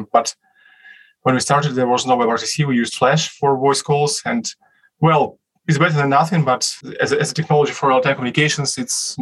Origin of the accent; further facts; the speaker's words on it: Moscow, Russia; we are from Moscow